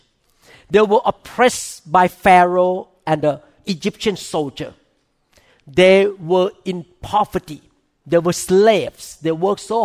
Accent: Thailand; English is a second language; now in United States; I came from Thailand

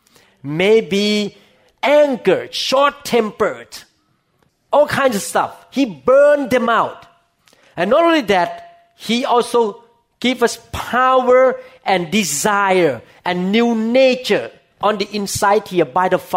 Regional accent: Thailand; English is a second language; moved away; I came from Thailand and I speak Thai. So people who understand Thai understand me. I cannot speak English as well as Thai

